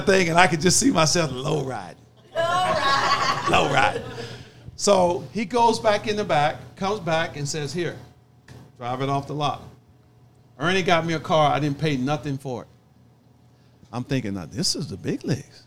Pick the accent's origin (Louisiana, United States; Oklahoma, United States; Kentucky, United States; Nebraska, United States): Oklahoma, United States; moved away as an adult; also born or lived in Chicago, Illinois; I'm from Oklahoma, from the country. We were sharecroppers